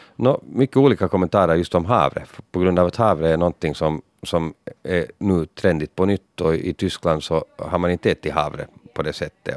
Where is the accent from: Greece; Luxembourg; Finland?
Finland; Så man var väldigt stolt att vara finländare där